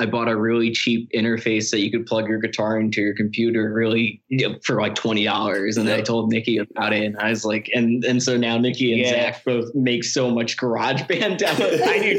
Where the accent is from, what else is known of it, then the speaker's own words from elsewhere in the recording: South Amboy, New Jersey, United States; I play guitar and I sing. And where did I grow up? I grew up in South Amboy, New Jersey, which is also a very suburby white town in New Jersey. Can you tell that we're ex-suburb kids?